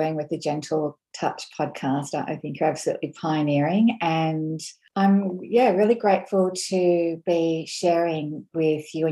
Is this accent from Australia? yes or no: yes; Australia; I'm Scottish, Australian, and so I have that strong sort of Celtic heritage